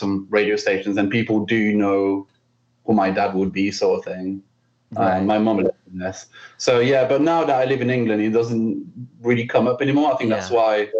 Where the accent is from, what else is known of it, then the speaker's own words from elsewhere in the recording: Belgium; moved away; I'm from Belgium originally